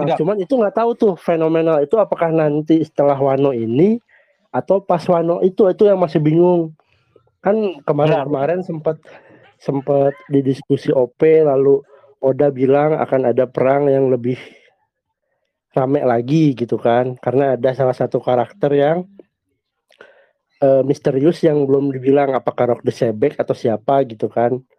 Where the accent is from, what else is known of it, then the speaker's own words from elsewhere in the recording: Bandung, West Java, Indonesia; Ya, halo Gan. Saya dari Bandung.